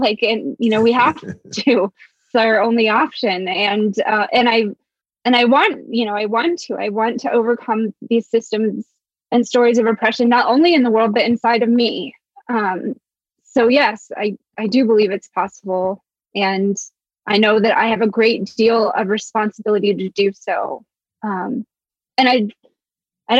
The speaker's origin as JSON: {"language": "English", "area": "Blue Ridge Mountains", "region": "Appalachia", "country": "United States", "tie": "born or raised there", "also_born_or_lived": "Mississippi / Alabama", "said": "I was born in Mississippi. I grew up in the Blue Ridge Mountains"}